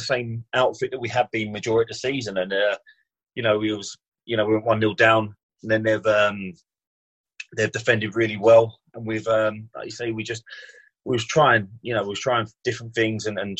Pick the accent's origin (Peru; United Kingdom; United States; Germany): United Kingdom; England; As an Englishman